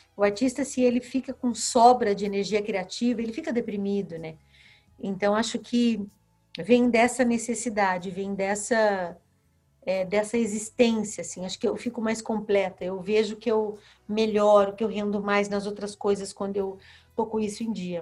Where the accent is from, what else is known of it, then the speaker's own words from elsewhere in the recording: Paraná, Brazil; quando um irmão do meu pai vinha da Bahia para morar com a gente no Paraná, era no meu quarto que esse tio parava